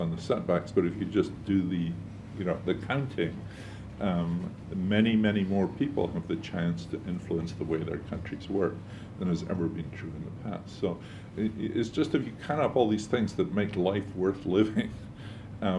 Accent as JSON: {"language": "English", "town": "Edinburgh", "region": "Scotland", "country": "United Kingdom", "tie": "born or raised there", "moved": "yes", "lives_now": "United States", "said": "I was born in Edinburgh"}